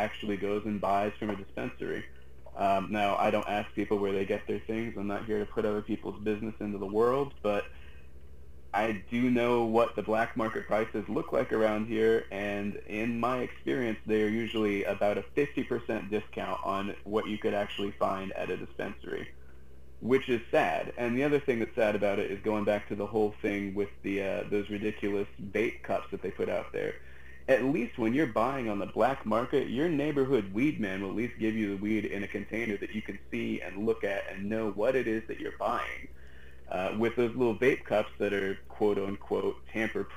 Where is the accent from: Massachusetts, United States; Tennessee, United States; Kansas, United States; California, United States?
Massachusetts, United States; western; now in Florida, United States; I grew up in Massachusetts, all the way on the west half of the state